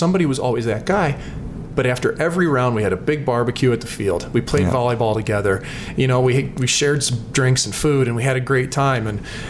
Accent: St. Louis, Missouri, United States; growing up in St. Louis

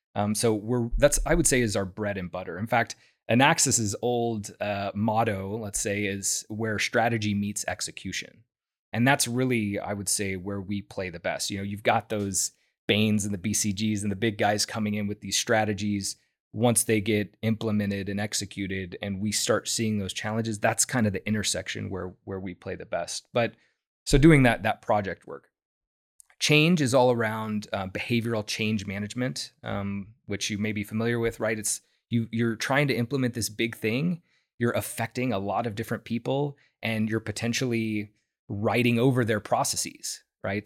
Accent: Houston, Texas, United States; moved away as an adult; I'm from Houston originally, and so is my wife. And we wanted to come back here

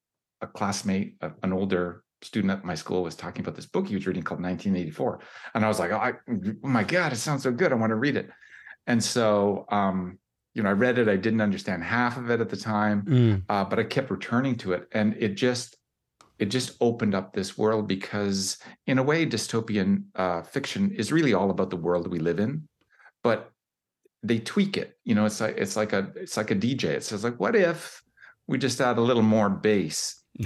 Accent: Canada; I'm Canadian

